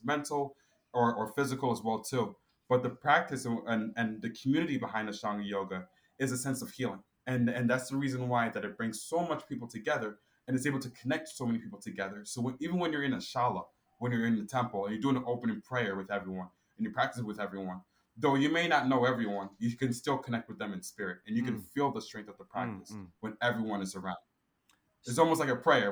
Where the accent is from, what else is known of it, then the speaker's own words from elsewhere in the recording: Newark, New Jersey, United States; I was born here in Newark, New Jersey, but my mom and my dad and my brothers were all born from Ghana